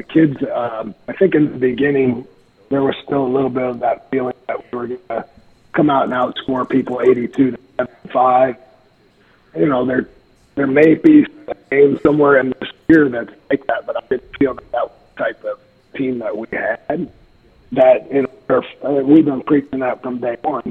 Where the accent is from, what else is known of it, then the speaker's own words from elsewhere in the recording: Nebraska, United States; also born or lived in Atkinson, Nebraska; I'm a kid from Atkinson, Nebraska. I went to high school there, but grew up here.